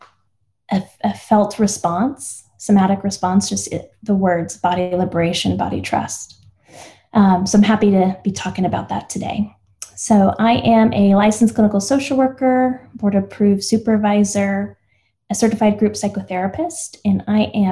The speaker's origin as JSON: {"language": "English", "town": "El Paso", "region": "Texas", "country": "United States", "tie": "born or raised there", "said": "I grew up in El Paso, Texas, and my dad's white, my mom's Mexican."}